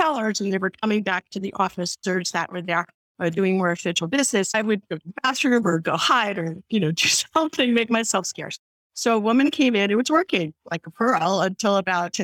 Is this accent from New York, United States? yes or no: yes; New York City, New York, United States; I'm from the Bronx